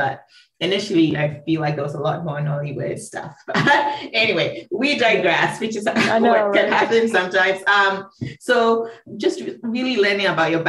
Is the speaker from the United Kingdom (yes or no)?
no; Ghana; also born or lived in DC area; now in Washington, DC area, United States; I grew up, was born and raised in Ghana